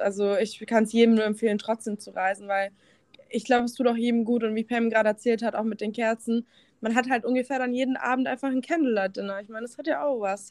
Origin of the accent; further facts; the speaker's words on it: Germany; bei uns in Deutschland